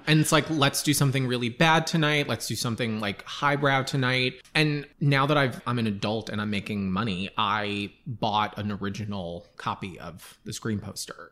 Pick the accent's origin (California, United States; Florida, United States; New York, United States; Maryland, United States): New York, United States; Long Island; I grew up on Long Island